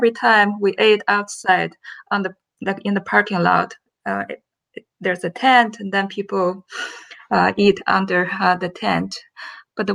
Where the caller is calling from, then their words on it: Chicago, Illinois, United States; Okay, so I'm calling today from Chicago.